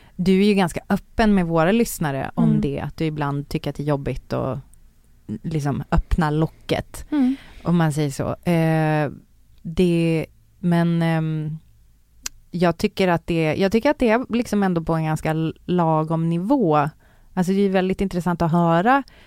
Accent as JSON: {"language": "Swedish", "town": "Umeå", "region": "Västerbotten County", "country": "Sweden", "tie": "born or raised there", "moved": "yes", "said": "jag växte upp i Umeå."}